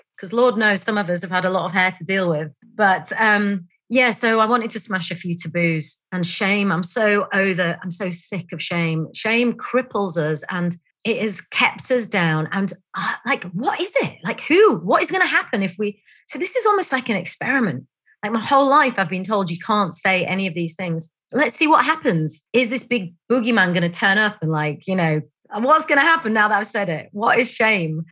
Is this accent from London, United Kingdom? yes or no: no; Bradford, Yorkshire and the Humber, United Kingdom; I grew up in a place called Bradford, which is in West Yorkshire.